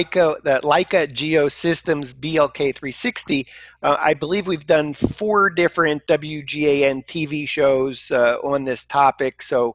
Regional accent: United States; I'm an American

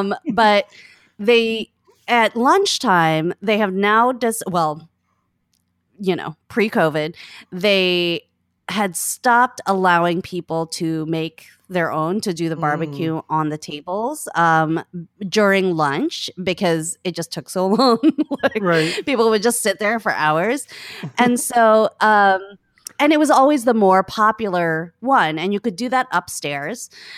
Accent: Philippines; now in New York, United States; We're both Filipino. He has a very wicked, wonderful sense of humor, and his family. I'm in New York

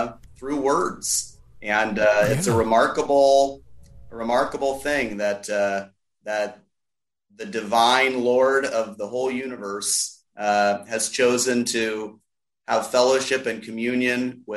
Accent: Iowa, United States; now in St. Louis, United States; I'm originally from Iowa.

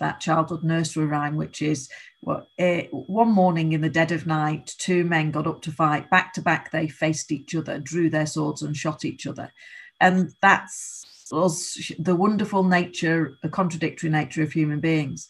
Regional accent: Rochdale, North West England, United Kingdom; I live 5 minutes away from where I grew up, in the village I grew up

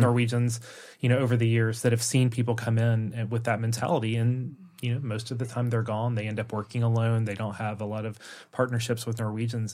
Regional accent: the South, United States; moved away as an adult; now in Norway; an American from the South

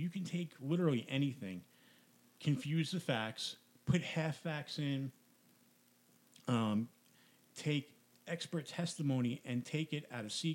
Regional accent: New York, United States; now in New Jersey, United States; when I grew up in New York, I hadn't heard of the Jersey Devil

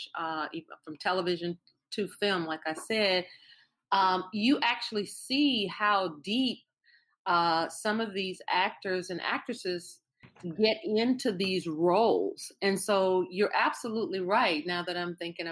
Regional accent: Louisiana, United States; I'm from Louisiana

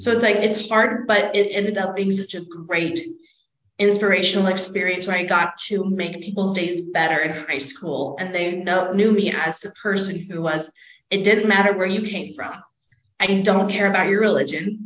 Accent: Palmdale, California, United States; moved away as an adult; now in Rexburg, United States; I'm actually from Southern California, Los Angeles area. If you don't know where that is, just look up Mojave Desert or Palmdale.

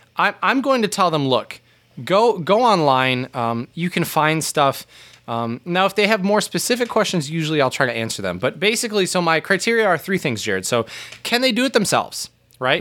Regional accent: United States; us both as Americans

